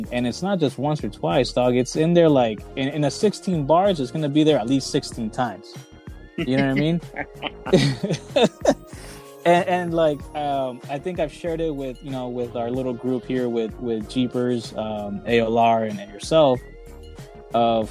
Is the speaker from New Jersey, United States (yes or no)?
no; Compton, California, United States; first language Spanish; English is a second language; And I was in Compton. I went to Tibby Elementary